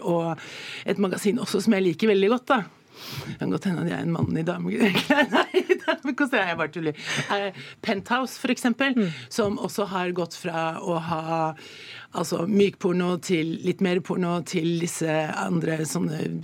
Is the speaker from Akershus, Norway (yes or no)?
yes; Jessheim, Akershus, Norway; Jeg kommer jo fra Jessheim og, og, og, er oppvokst